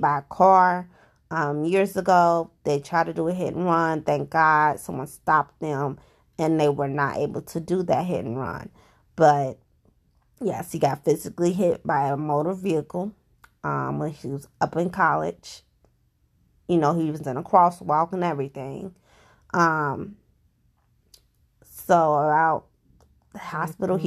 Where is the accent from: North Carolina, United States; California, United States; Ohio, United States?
Ohio, United States; Cincinnati; I'm from Cincinnati, Ohio. I live here